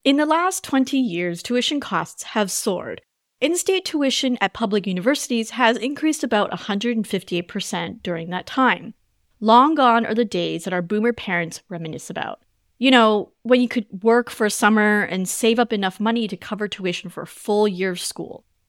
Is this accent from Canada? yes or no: yes; Canada; moved away as an adult; I grew up in Canada